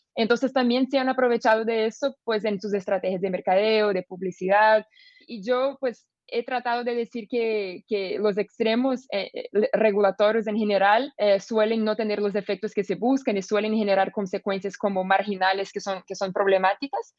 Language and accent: Spanish; Brazil; soy una abogada brasileña